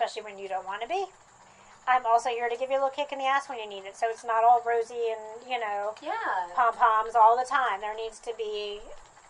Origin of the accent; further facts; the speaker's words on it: New Jersey, United States; now in Athens, United States; I grew up in New Jersey, and I've been in the South longer